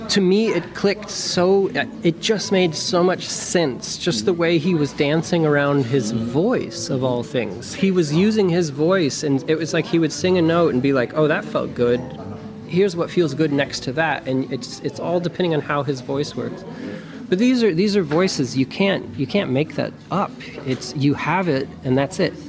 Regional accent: New Mexico, United States; moved away as an adult; also born or lived in Berlin, Germany; where I grew up in New Mexico, it snowed a lot.

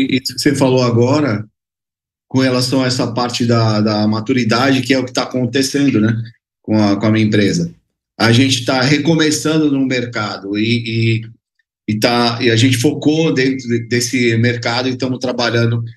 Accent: Baixada Santista, São Paulo, Brazil; Eu sou do, do da Baixada Santista, né? Eu moro no, no, Guarujá, mas a empresa fica em Santos

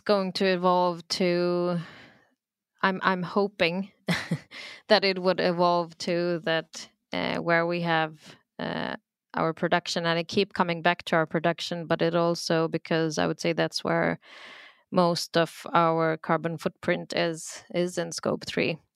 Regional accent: Sweden; also born or lived in Pakistan; I'm from Pakistan, I'm born in Sweden, and then when I was young, we would travel back every other year

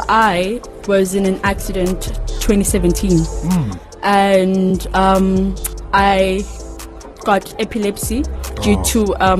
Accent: Cape Town, Western Cape, South Africa; now in Khayelitsha, South Africa; I am from Langa. I grew up in Langa, but currently staying in Kyeezi.

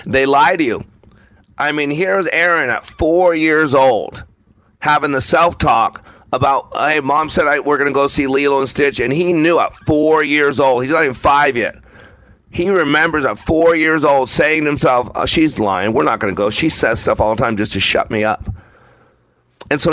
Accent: Las Vegas, Nevada, United States; I grew up in Las Vegas

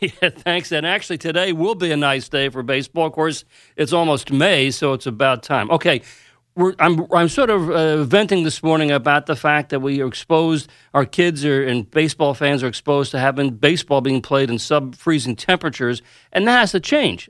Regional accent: New York, United States; I grew up here in New York

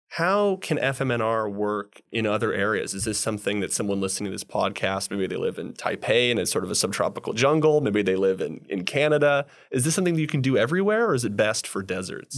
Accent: California, United States; I'm from California

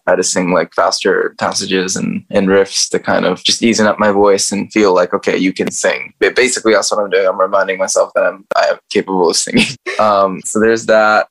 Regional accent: United States; I grew up in America

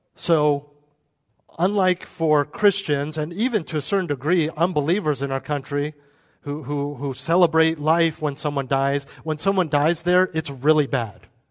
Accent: United States; we're American

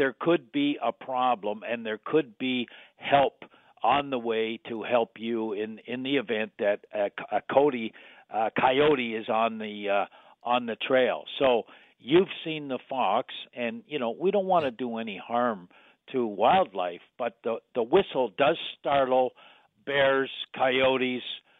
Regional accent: Burlington, Ontario, Canada; We grew up together in Burlington

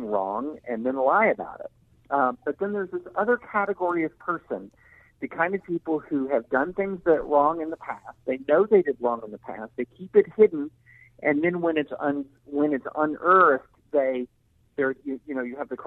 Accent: the South, United States; I grew up in the South in the 80s

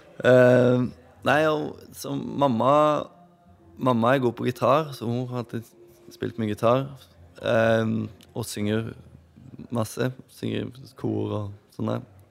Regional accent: Åmli, Agder, Norway; born or raised there

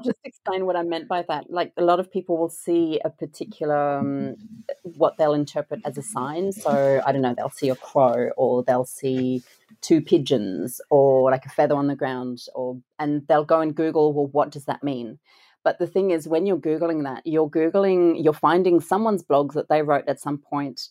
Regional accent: France; moved away; I grew up in France

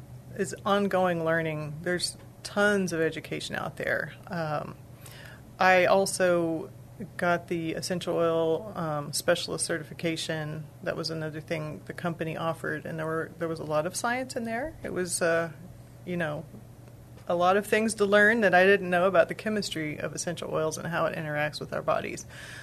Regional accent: Texas, United States; Well, I'm from Texas originally. I've lived a lot of other places. I've been back in the area for 3 years.

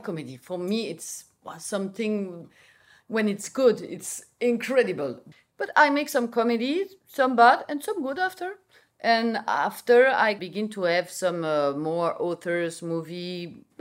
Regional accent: Belgium; English is a second language; I'm from Belgium, I speak Dutch.

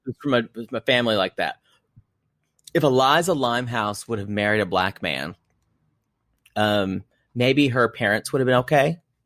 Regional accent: South Carolina, United States; Growing up in South Carolina.

